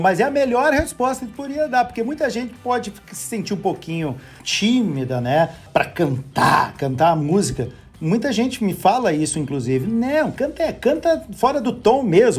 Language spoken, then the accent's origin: Portuguese; Barbacena, Minas Gerais, Brazil; now in Porto Alegre, Brazil; Quando eu era criança pequena lá em Barbacena